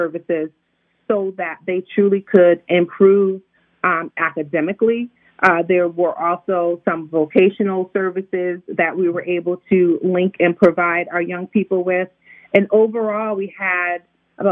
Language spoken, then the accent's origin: English; Connecticut, United States; now in Maryland, United States; I'm from Connecticut, so excuse the way I pronounce words